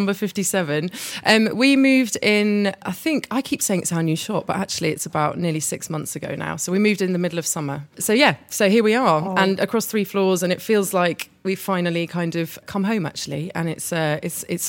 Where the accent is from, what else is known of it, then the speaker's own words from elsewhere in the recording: Hampton, London, United Kingdom; I was brought up in Hampton, so weekends were always spent coming up to London